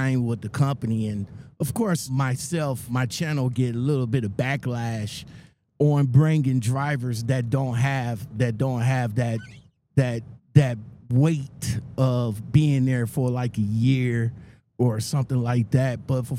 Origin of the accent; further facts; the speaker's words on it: Cleveland, Ohio, United States; I'm from Cleveland. We get four seasons in a day